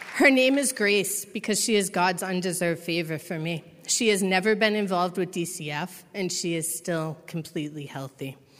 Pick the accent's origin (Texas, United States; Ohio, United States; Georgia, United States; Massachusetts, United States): Massachusetts, United States; I'm from Massachusetts